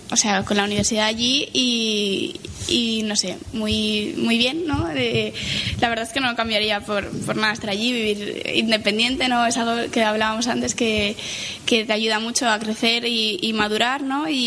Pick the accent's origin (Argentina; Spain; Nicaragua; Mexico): Spain; Valencian Community; Pero hablando como valenciana, yo pienso que es una tradición, ¿no?